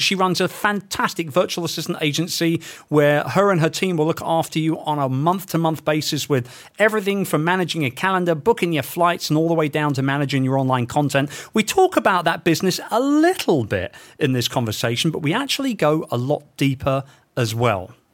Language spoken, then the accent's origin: English; London, United Kingdom; my hometown of London